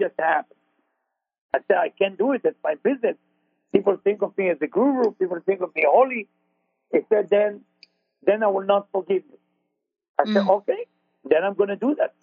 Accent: Israel; accent: Israeli; moved away; I'm Israeli with my accent

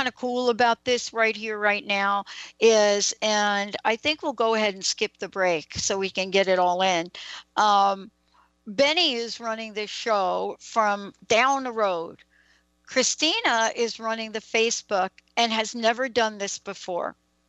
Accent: New York City, New York, United States; I'm a girl from the Bronx.

